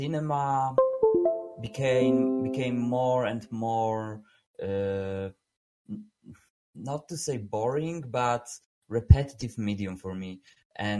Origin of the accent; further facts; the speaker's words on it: Poland; English is a second language; I'm from Poland. I'm right now in Warsaw